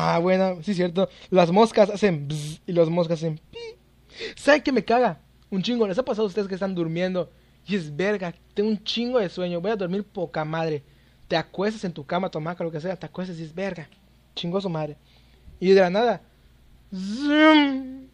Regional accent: Yucatán, Mexico; soy de Yucatán, un lugar donde hay un chingo, chingos y chingos de zonas arqueológicas

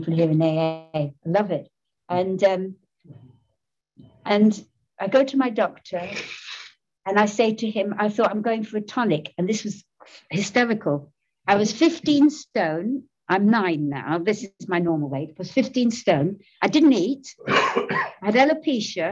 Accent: London, United Kingdom; I'm born and brought up in Soho, my lovely Soho.

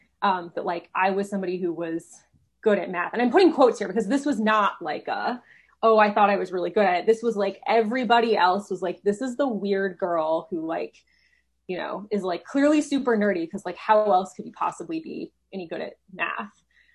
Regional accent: Chicago, Illinois, United States; also born or lived in Houston / Seattle; So I was born here in Texas, in Houston. And then I moved to Chicago when I was 9, went to high school in Seattle, and then moved back to Chicago for college. So I say I grew up in Chicago

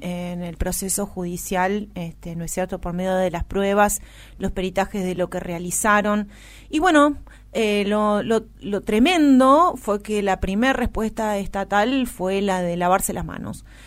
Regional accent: Argentina

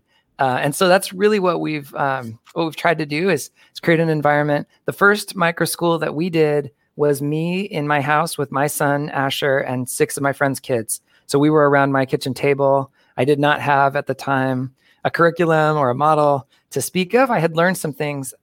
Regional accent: suburb of Phoenix, Arizona, United States; moved away as an adult; also born or lived in Milwaukee, Wisconsin; moved back to my hometown. It's a suburb of Phoenix, Arizona

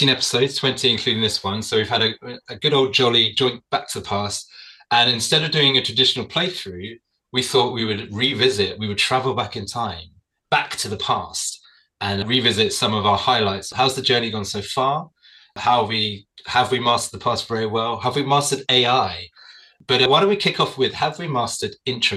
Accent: Australia; I'm an Australian.

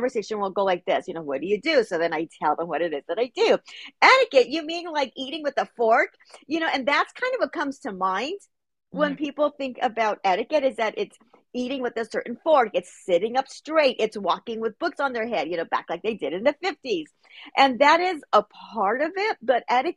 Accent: Los Angeles, California, United States; I'm born and raised in Los Angeles

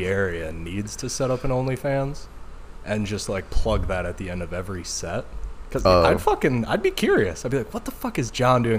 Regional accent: Midwest, United States; moved away; I'm originally from the Midwest.

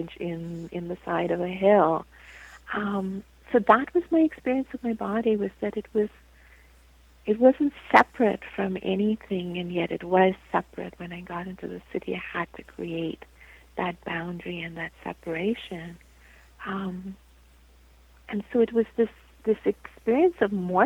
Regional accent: India; moved away; I was born and raised in India

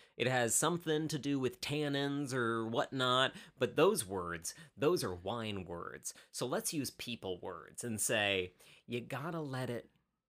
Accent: Midwest, United States; I'm from the Midwest, and what we do is we apologize.

